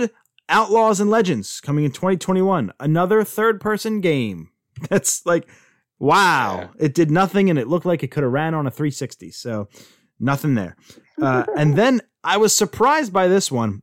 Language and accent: English; United States; I'm from America. I'm from America